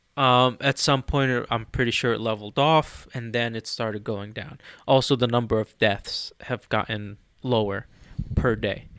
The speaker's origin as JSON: {"language": "English", "country": "Egypt", "moved": "yes", "said": "I'm from Egypt."}